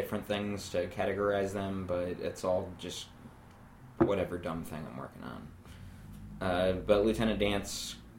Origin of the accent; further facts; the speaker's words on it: Worthington, Ohio, United States; also born or lived in Kent, Ohio; I grew up in Worthington